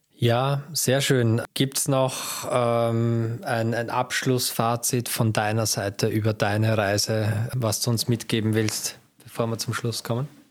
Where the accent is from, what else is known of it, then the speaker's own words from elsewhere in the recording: Austria; als Österreicher